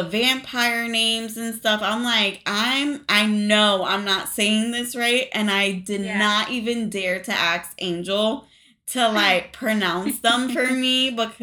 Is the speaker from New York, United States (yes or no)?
yes; New York, United States; I grew up in New York. To Hispanic parents, Puerto Rican parents